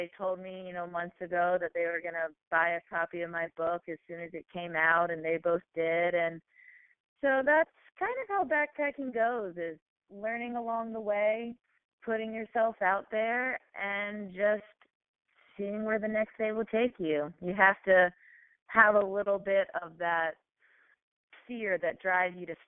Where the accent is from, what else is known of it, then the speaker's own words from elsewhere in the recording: Oak Island, North Carolina, United States; now in Wilmington, United States; my hometown of Oak Island. Oak Island is very teeny tiny and petite and charming, about 7,000 people